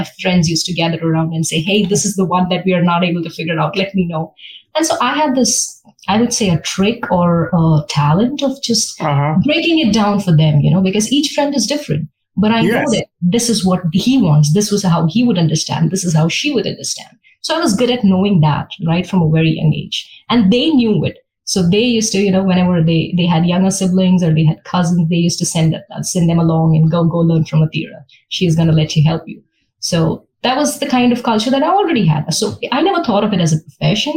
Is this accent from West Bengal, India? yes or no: no; Mumbai, Maharashtra, India; moved away as an adult; now in Texas, United States; I came from Mumbai.